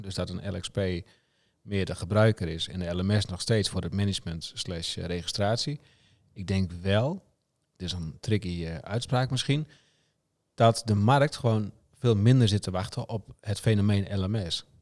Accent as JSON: {"language": "Dutch", "region": "Friesland", "country": "Netherlands", "said": "ik kom ook uit Friesland."}